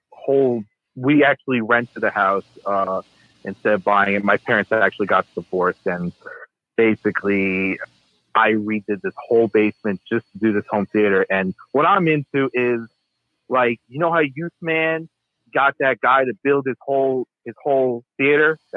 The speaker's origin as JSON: {"language": "English", "area": "Long Island", "region": "New York", "country": "United States", "said": "I'm from Long Island, New York. Um, I I'm actually 21 years old"}